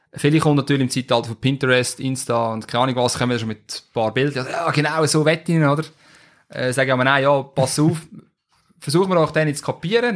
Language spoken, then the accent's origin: German; Switzerland; bei uns in der Schweiz